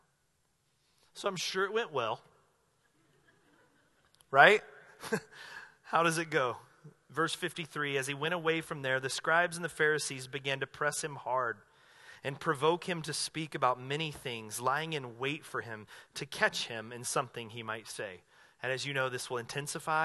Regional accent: North Carolina, United States; now in Southern Oregon, United States; where I grew up in North Carolina

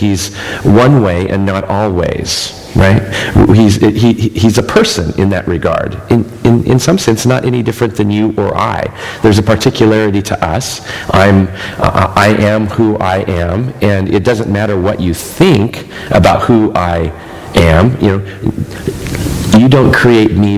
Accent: Myrtle Point, Oregon, United States; also born or lived in Vale, Oregon; I grew up in Myrtle Point, Oregon, over not Myrtle Creek, but Myrtle Point, right? Like you're going towards the coast over near Coos Bay

